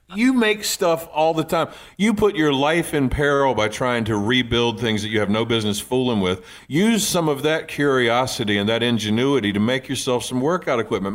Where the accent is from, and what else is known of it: Eastern Shore, Virginia, United States; born or raised there; moved away